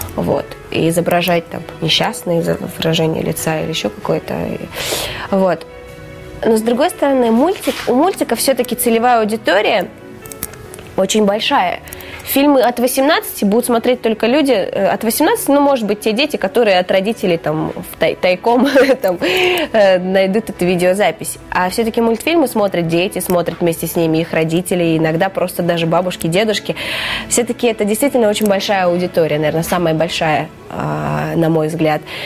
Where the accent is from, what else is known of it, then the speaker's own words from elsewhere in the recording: Yakutia, Sakha Republic, Russia; also born or lived in Kazakhstan; now in Moscow, Russia; Я родом из Казахстана, и, собственно, вся моя семья а, родились там, и они там до сих пор живут, но выросла я в Якутии